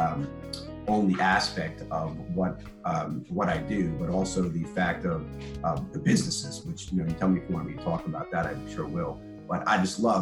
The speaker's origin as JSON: {"language": "English", "town": "Atlanta", "region": "Georgia", "country": "United States", "said": "We didn't even meet here in Atlanta, and we're both from Atlanta"}